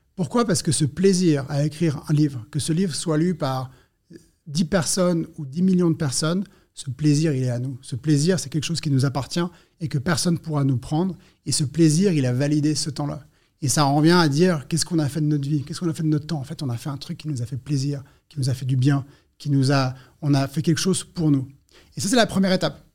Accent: Switzerland; Je suis suisse

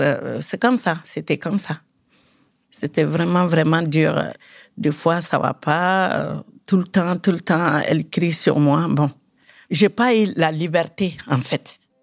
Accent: Mali; also born or lived in Bamako; now in France; je suis du Mali. Karamkola, c'est mon village euh, natal. Il est à 100 km de Bamako

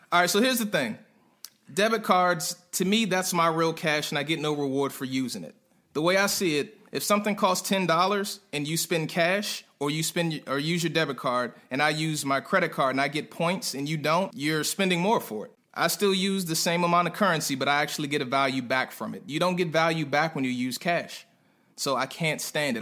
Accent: Prince George's County, Maryland, United States; moved away as an adult; also born or lived in North Carolina; a guy from PG County, right outside of DC

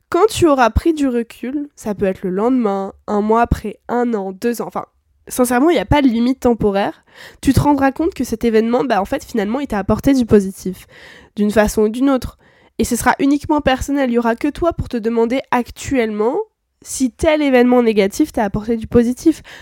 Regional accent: France; c'est qu'en tant que bon français aigri, c'est quelque chose qu'on a beaucoup de mal à appliquer.

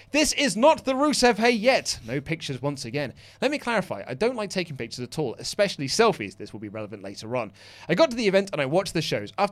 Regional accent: Brazil; I'm from Brazil, my grandparents were Japanese and Italian, so I'm kind of weird.

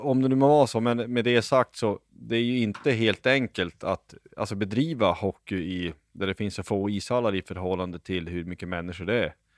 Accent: Lycksele, Västerbotten County, Sweden; jag är uppvuxen i Lycksele

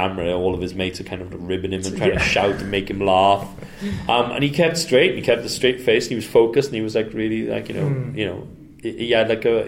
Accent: Wales, United Kingdom; moved away; also born or lived in Indonesia

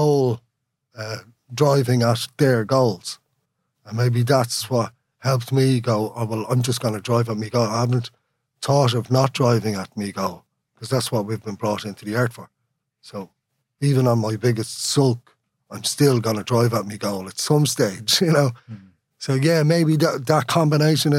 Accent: Dublin, Leinster, Ireland; first language Irish; English is a second language; I grew up in Sandyman, but I tried to talk like someone from Ringsend

